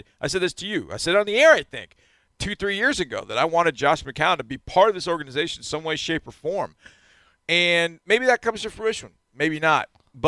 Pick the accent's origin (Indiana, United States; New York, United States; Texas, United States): Texas, United States; feeling great pride in being the Texans' head coach as a Texan